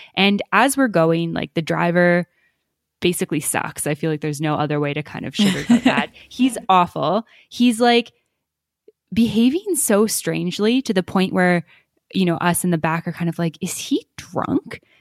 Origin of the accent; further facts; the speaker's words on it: Canada; moved away; we're from Canada originally